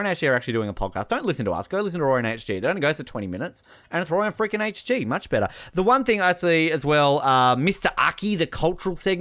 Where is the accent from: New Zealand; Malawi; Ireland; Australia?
Australia; I am Australian.